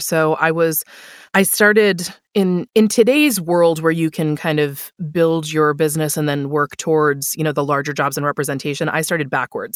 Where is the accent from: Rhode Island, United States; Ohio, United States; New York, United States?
New York, United States; Buffalo; I moved back to my hometown of Buffalo, New York.